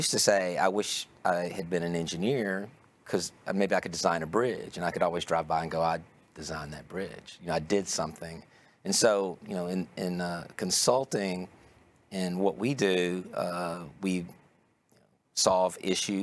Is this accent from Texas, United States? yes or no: yes; Longview, Texas, United States; accent: Texas; also born or lived in Houston, Texas; I was born in Houston, and I lived there until I was nine, and then we moved to Longview, Texas, in East Texas. So I know I have kind of a Texas accent, but that's where it comes from